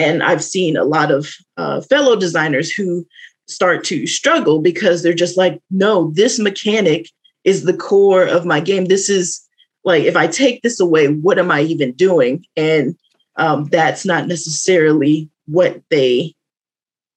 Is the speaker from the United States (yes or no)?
yes; the South, United States; I'm from the South, so this was like a rite of passage. You would grow up playing spades